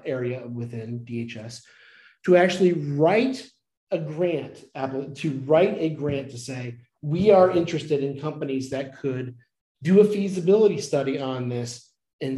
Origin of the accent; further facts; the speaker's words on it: Dayton/Cincinnati area, Ohio, United States; moved away as an adult; now in North Carolina, United States; I'm from Ohio, from the Dayton, Cincinnati area, went to Miami University